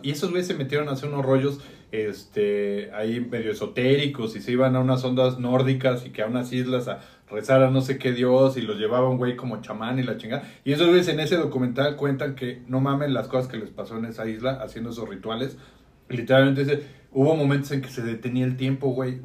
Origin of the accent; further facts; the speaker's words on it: Mexico; hablando desde esta ciudad y como mexicanos